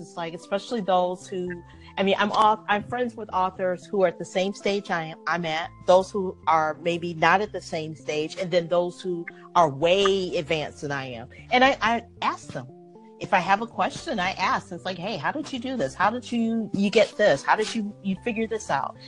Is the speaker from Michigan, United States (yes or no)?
yes; Detroit, Michigan, United States; moved away; I'm from originally from Detroit